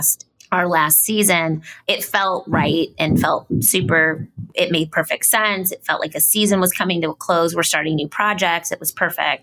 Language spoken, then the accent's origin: English; Ohio, United States; moved away; also born or lived in Cincinnati, Ohio; I'm from Ohio